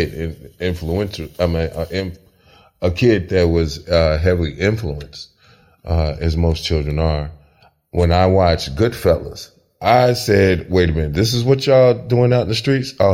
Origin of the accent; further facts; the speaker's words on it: Chicago, Illinois, United States; growing up in the South Side of Chicago